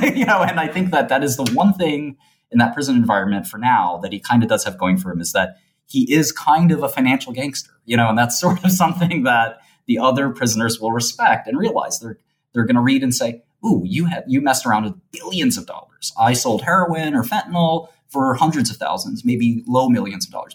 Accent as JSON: {"language": "English", "town": "New York City", "region": "New York", "country": "United States", "said": "I come from the, the sort of uh, streets of Brooklyn and a very sort of modest neighborhood."}